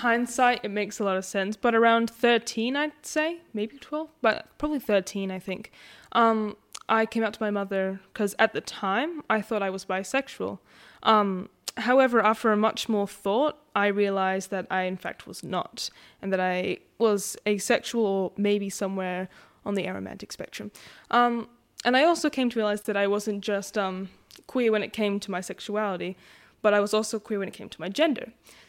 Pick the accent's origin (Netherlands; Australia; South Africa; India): Australia; Western Australia; I know that me and Mum are Noongar, and we're from Whadjuk and Belladong, aren't we, Mum?